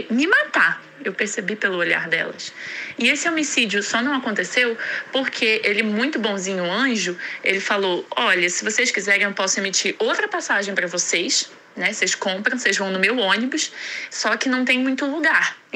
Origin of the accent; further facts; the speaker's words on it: Rio de Janeiro, Brazil; also born or lived in Uruguaiana; now in Brasília, Brazil; Oi, gente … eu tenho 27 anos, eu sou do Rio, mas eu moro em Brasília, querendo mudar para São Paulo ano que vem.